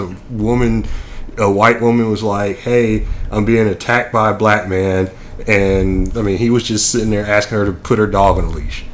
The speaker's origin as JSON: {"language": "English", "town": "Nashville", "region": "Tennessee", "country": "United States", "tie": "born or raised there", "moved": "yes", "said": "I grew up in Nashville"}